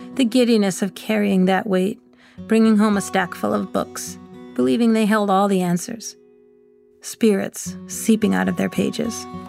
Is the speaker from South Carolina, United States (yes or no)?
no; West Boylston, Massachusetts, United States; When I grew up in West Boylston